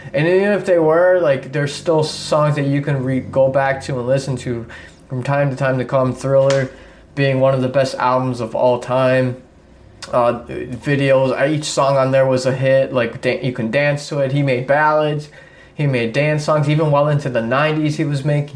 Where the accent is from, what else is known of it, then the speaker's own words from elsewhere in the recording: Chicago, Illinois, United States; we grew up in Chicago